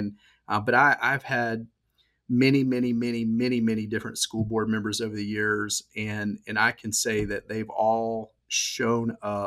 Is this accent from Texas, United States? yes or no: no; Georgia, United States; accent: Southern; I was born and raised here in Georgia